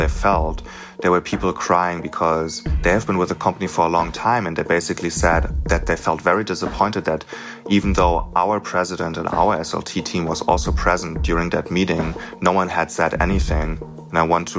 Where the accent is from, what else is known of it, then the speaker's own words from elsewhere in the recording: Germany; I'm 30 years old, born and raised in Germany.